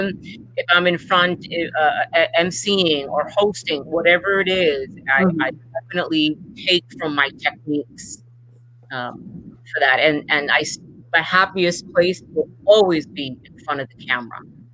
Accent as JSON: {"language": "English", "country": "Puerto Rico", "tie": "born or raised there", "also_born_or_lived": "New York / Miami", "said": "So my house was always the house growing up in Puerto Rico and in New York and in Miami, where it's always filled with musicians and writers."}